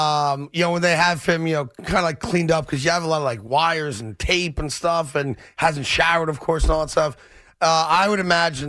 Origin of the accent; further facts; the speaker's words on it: New York, United States; Just as a New Yorker, I'm so excited that as New Yorkers, we have a playoff game.